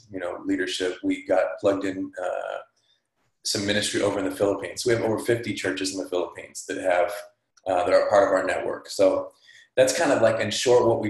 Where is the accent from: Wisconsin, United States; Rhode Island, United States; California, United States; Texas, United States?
California, United States; Fresno; I'm from Fresno, California